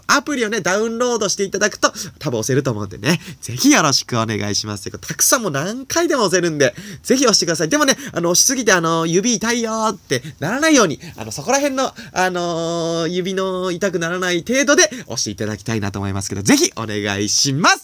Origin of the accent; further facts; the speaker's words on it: Nagano, Japan; 僕はね、あの、長野 県出身